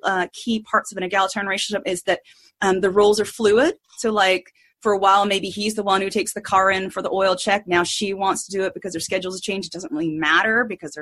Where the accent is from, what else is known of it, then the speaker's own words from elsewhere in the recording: United States; So I grew up in redneck America, probably 50 years behind the rest of the country.